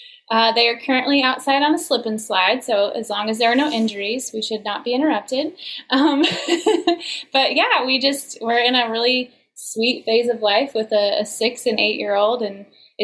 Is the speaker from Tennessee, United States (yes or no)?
yes; Nashville, Tennessee, United States; So we are the strange ones that were actually born and raised in the Nashville area and do music.